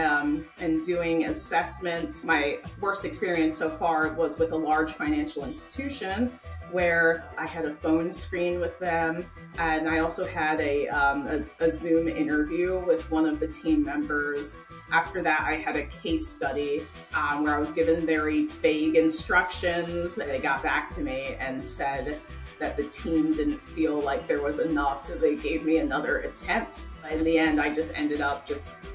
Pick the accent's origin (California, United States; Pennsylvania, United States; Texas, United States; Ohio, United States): Pennsylvania, United States; Ardmore; I'm from Ardmore, Pennsylvania, in the suburbs of Philadelphia.